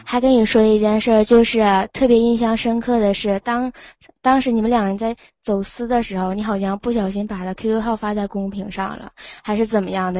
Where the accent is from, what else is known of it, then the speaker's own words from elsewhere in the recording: Liaoning, China; now in Changchun, China; 我家是辽宁的